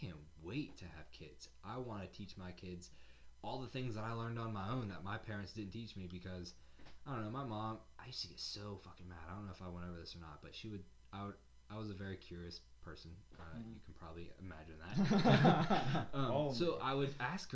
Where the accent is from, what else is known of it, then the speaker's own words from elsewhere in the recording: the South, United States; I'm proud I'm from the South, and I like my Southern style of heritage